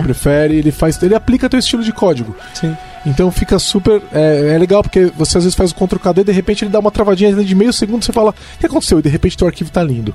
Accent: São Paulo, Brazil; Aqui a gente é de São Paulo, a gente fala é

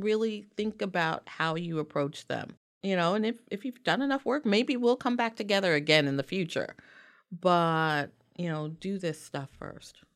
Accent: New York City, New York, United States; I am African-American from the South Bronx. and actually born at Weill

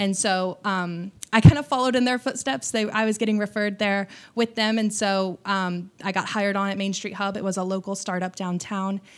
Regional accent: Bloomington, Indiana, United States; moved away as an adult; also born or lived in Evansville, Indiana; now in Austin, United States; I was raised in Bloomington, Indiana, which is home of, um, Indiana University.

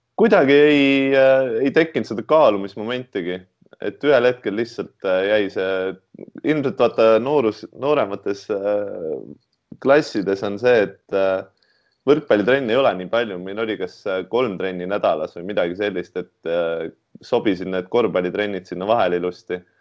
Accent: Tartu, Tartu County, Estonia; moved away as an adult; also born or lived in Tallinn; üdini, üdini Tartu poiss

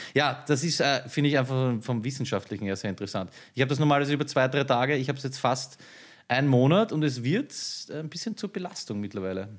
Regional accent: Vienna, Austria; bei uns in Floridsdorf

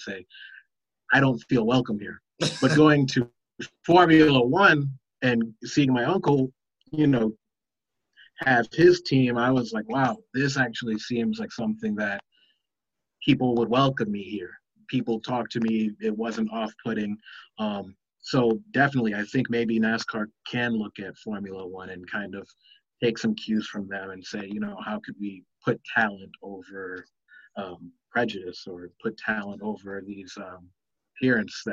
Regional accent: Chicago, Illinois, United States; I'm from Chicago as well

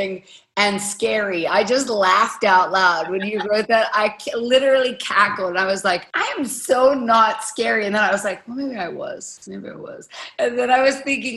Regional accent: Pittsburgh, Pennsylvania, United States; I am from Pittsburgh, Pennsylvania.

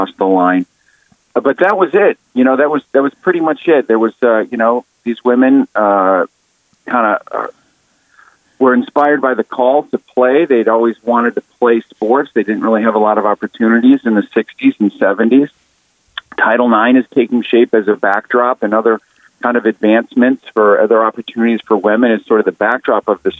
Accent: Toledo, Ohio, United States; I grew up in Toledo

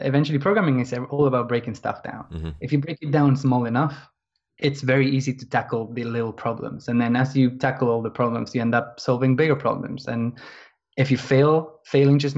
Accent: Argentina; now in London, United Kingdom; I'm from Argentina, originally. But I've been living in England.

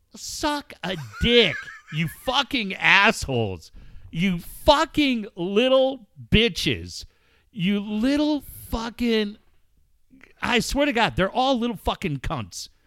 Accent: Encinitas, California, United States; my hometown of Encinitas

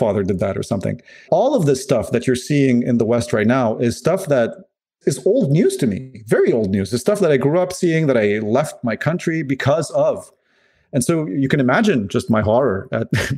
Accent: Lebanon; moved away; I'm originally from Lebanon

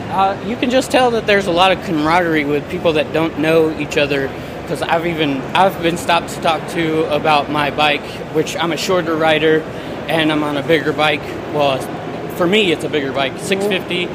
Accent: Texas, United States; now in Washington, United States; originally from Texas, but I live in Washington now.

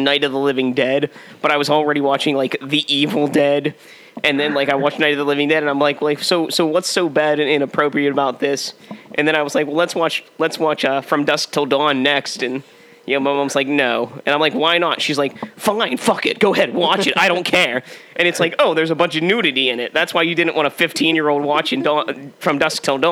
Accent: Pittsburgh, Pennsylvania, United States; I'm from Pittsburgh

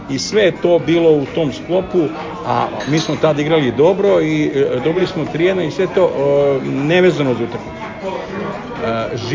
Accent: Belgrade, Serbia; born there; zapravo sam rođen u Beogradu

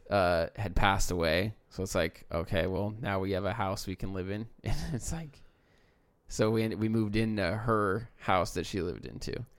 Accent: United States; as an American

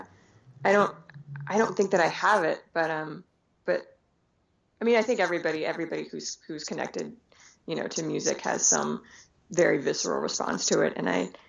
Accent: Anchorage, Alaska, United States; also born or lived in Soviet Union / Brooklyn; I grew up in a city. I grew up in Anchorage.

